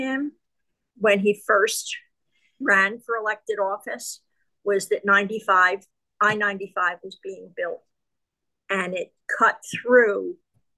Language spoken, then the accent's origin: English; Philadelphia, Pennsylvania, United States; I was born and raised in the Kensington section of Philadelphia